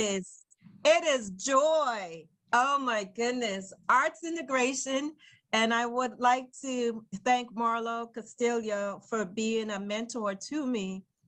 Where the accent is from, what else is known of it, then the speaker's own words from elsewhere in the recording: New York City, New York, United States; as a young girl growing up in Brooklyn, New York